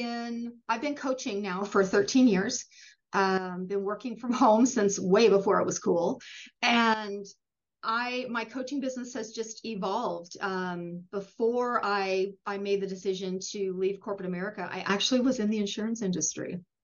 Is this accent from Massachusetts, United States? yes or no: no; Wyoming, United States; moved away as an adult; also born or lived in Idaho; now in Meridian, Idaho, United States; We moved here from Wyoming. I'm a Wyoming native, basically. Spent most of my life there, grew up there, raised our kids there.